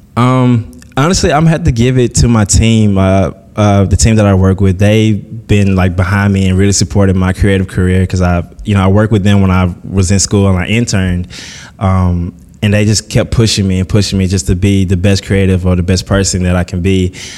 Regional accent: Columbus, Mississippi, United States; moved away; I was born and raised in Columbus, Mississippi

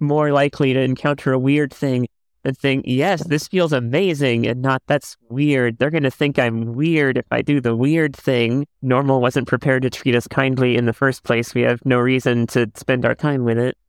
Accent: Miami, Florida, United States; I grew up in the Cuban American community in Miami

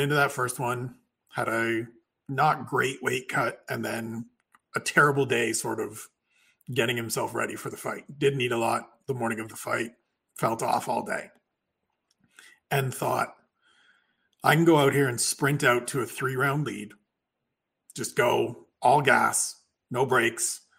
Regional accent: Canada; one Canadian sitting here

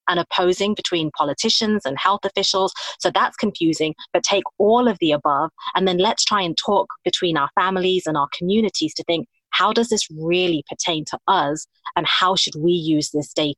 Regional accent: United Kingdom; now in United States; I'm British

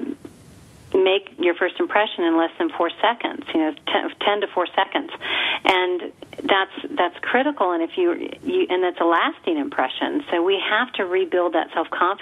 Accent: El Paso, Texas, United States; We're from El Paso.

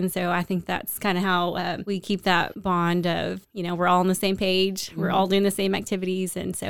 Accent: Waco, Texas, United States; also born or lived in Austin, Texas; I am born and raised in Waco. Went to Waco High, graduated in 2000. Moved off to Austin to go to UT and lived in Austin for about 8 years before I finally moved back to Waco.

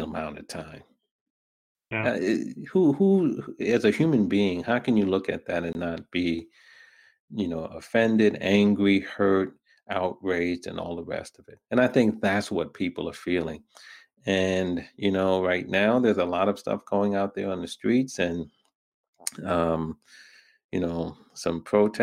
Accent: New York, United States; also born or lived in Brooklyn; I was born in Brooklyn. raised in Queens

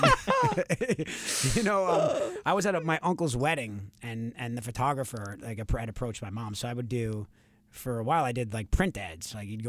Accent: New York, United States; accent: Long Island; my Long Island accent used to be, I mean, honestly, you would need subtitles to understand

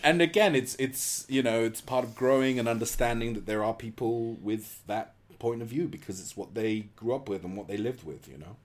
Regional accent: England, United Kingdom; as an English person

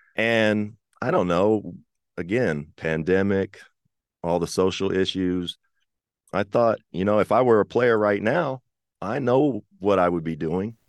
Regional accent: Kentucky, United States; I'm from Kentucky

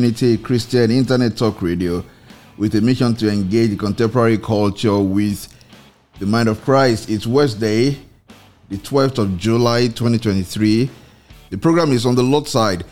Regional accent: Nigeria; in Nigeria, because you find that, well, because we are a religious nation

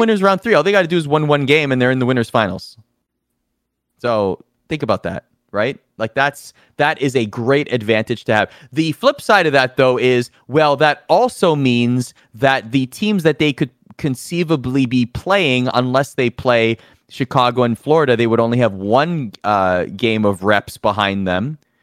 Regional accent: Toronto, Ontario, Canada; I'm from Toronto. I'm proud to be from Toronto.

